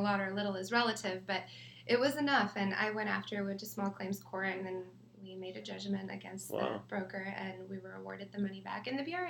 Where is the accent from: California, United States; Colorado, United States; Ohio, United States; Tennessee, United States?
California, United States; Riverside; Oh, Riverside.